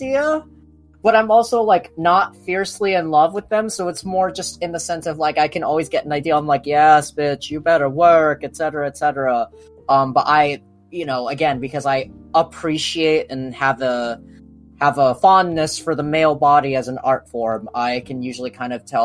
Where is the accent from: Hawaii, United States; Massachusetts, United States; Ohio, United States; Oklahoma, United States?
Hawaii, United States; Maui; I grew up in Hawaii, Maui